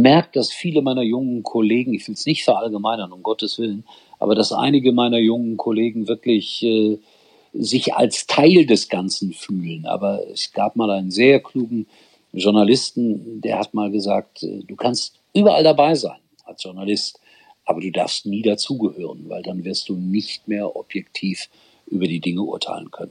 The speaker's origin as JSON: {"language": "German", "town": "Gelsenkirchen", "region": "North Rhine-Westphalia", "country": "Germany", "tie": "born or raised there", "said": "ich komme aus dem Ortsteil und äh, bin in der Oberhofstraße 8 groß geworden"}